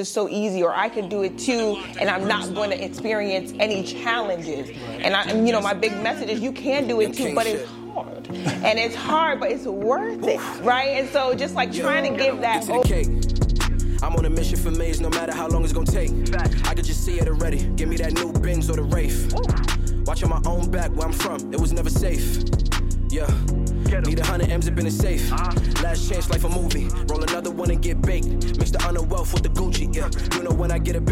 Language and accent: English; Delaware, United States; I'm from Delaware